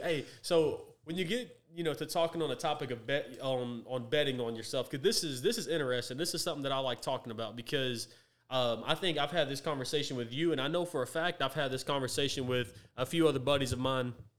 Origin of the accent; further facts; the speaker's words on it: Tyler, Texas, United States; I was born and raised right here in Tyler